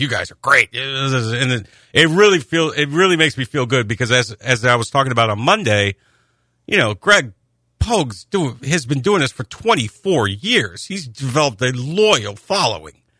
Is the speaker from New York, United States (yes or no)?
yes; Rome, New York, United States; moved away; also born or lived in Syracuse, New York; I grew up like 45 miles east of there, and all the Syracuse stations were broadcast in my hometown of Rome, Westmoreland, New York